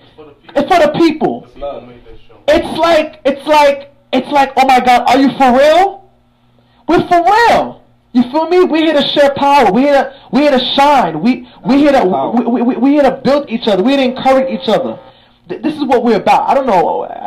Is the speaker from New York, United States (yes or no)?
yes; New York City, New York, United States; two Haitian black brothers, young, you feel me? One came from the Floss, I came from Crown Heights